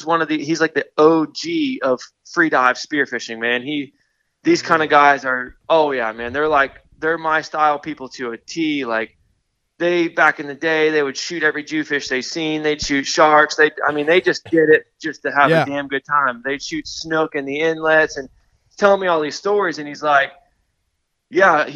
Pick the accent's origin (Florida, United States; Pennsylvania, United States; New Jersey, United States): Florida, United States; Yankeetown; I'm from the Gulf Coast of Florida. I grew up in a place called, like, near Yankeetown